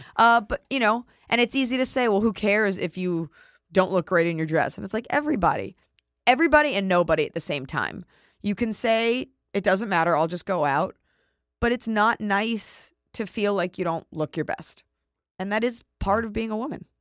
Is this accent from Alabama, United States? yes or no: no; Dallas, Texas, United States